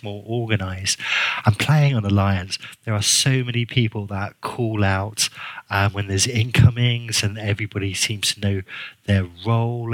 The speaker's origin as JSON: {"language": "English", "country": "Guernsey", "accent": "kind of English", "said": "the island's called Guernsey, so I'm a Guernseyman."}